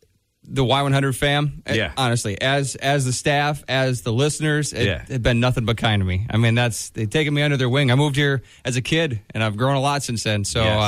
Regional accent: Wisconsin, United States; also born or lived in Minnesota / Wyoming; and to be able to do that in my home state of Wisconsin.

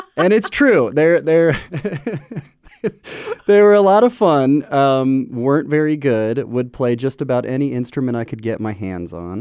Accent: Omaha, Nebraska, United States; moved away as an adult; also born or lived in Western Massachusetts; now in Cedar Falls, United States; born and raised in Omaha.

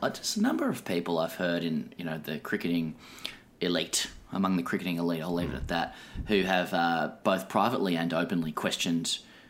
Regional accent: Australia; It's always hard to know as an Australian whether that's just, whether that's woke revisionism or just denial, on our part.

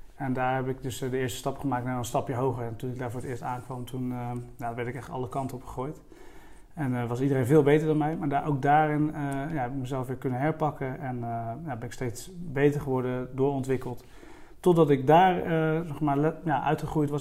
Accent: Strijen, South Holland, Netherlands; ik ben opgegroeid in de Hoekse Waard. Dat, eh, dat ligt net onder de rook van Rotterdam, een eiland eh, van Zuid-Holland.

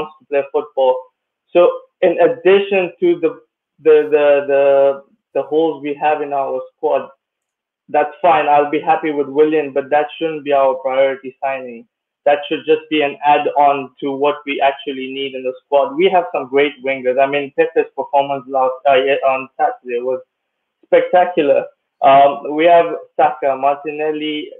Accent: Kenya; now in Luxembourg; I actually grew up in Kenya

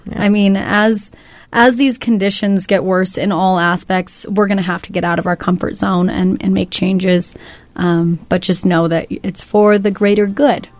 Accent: California, United States; moved away; I'm from California

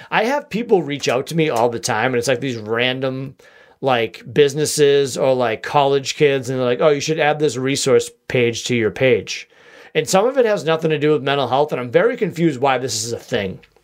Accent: Boston, Massachusetts, United States; accent: wicked Boston; my wicked Boston accent

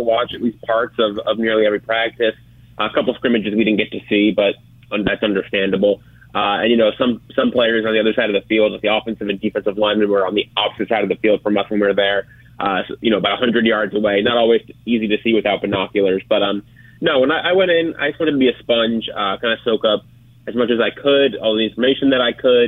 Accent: South Florida, United States; when I was growing up in South Florida

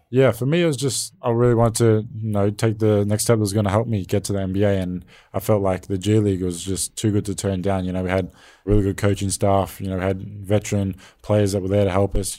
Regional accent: Australia; being an Australian role model

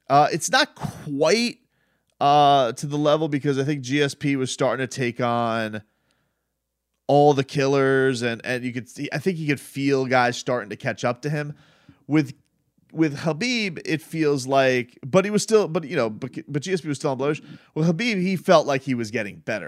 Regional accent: Deerfield Beach, Florida, United States; Deerfield Beach got a little bit of a shout out, my hometown

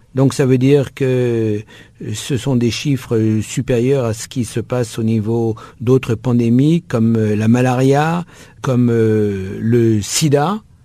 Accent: France; je suis français

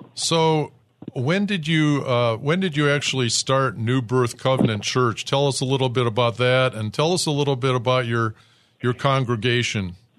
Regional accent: suburb outside of Detroit, Michigan, United States; I was born in Detroit, but I grew up in an all white suburb outside of Detroit.

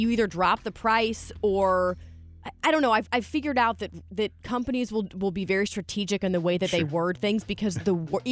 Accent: St. Louis, Missouri, United States; I'm from St. Louis

